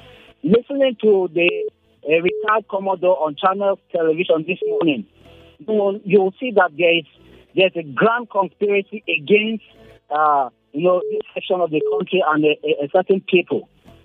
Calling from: Rayfield, Plateau, Nigeria; Okay, thank you. I'm … from Rayfield.

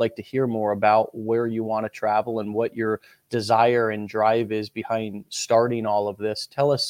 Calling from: St. Petersburg, Florida, United States; where I'm calling in from, which is St. Petersburg, Florida, down here in the Sunshine State.

